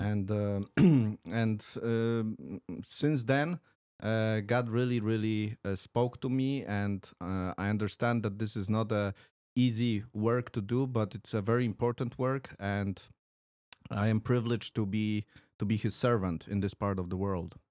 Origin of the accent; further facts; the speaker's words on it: Poland; English is a second language; also born or lived in Warsaw; pochodzę z, e, z Polski, mieszkam w Warszawie